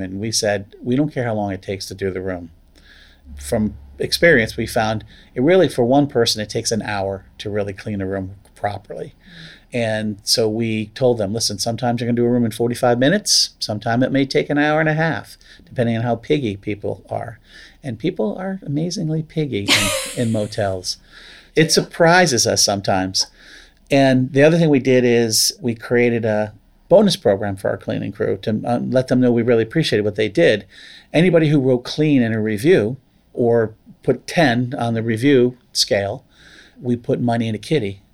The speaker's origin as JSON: {"language": "English", "area": "the Poconos", "region": "Pennsylvania", "country": "United States", "tie": "born or raised there", "also_born_or_lived": "Vermont", "moved": "yes", "said": "As a kid, I grew up near the Poconos"}